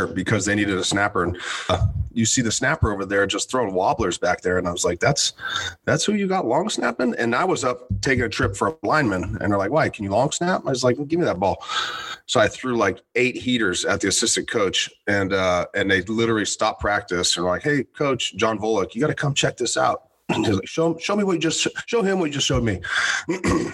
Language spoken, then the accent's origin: English; Southern California, United States; I grew up in Southern California and almost didn't go to college